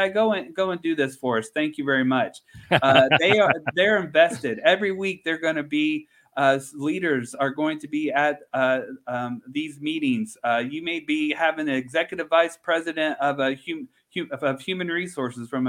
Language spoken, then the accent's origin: English; Central Indiana, United States; moved away; also born or lived in Georgia; I'm born and raised in Central Indiana.